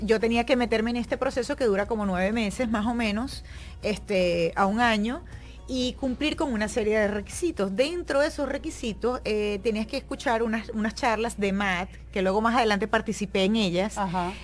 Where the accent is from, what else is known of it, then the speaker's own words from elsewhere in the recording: Venezuela; moved away; yo siendo venezolana